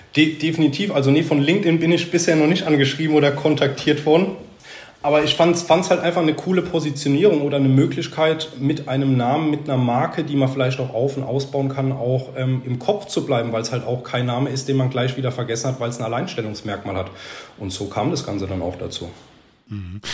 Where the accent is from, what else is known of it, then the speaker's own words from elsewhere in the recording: Sandhausen, Baden-Württemberg, Germany; Ich bin in Sandhausen aufgewachsen